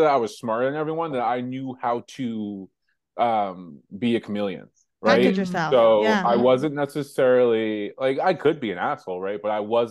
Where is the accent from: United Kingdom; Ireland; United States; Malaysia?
United States; Hempstead, New York; I grew up in Hempstead, New York, and born and raised there.